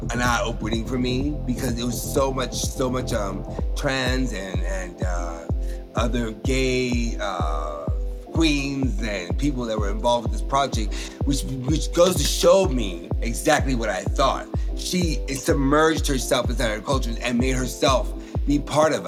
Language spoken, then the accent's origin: English; the South, United States; I'm from the South